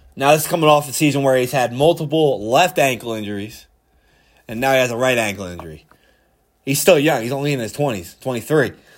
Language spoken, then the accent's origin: English; Philadelphia, Pennsylvania, United States; I'm from Philly.